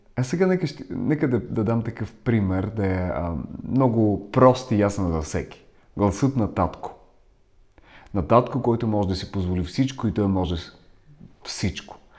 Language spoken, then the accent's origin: Bulgarian; Ukraine; first language Russian; Bulgarian is a second language; also born or lived in Bulgaria; now in London, United Kingdom; Аз съм от Украина, така че говоря украински. В а, тази област, в която съм роден, се говори на руски.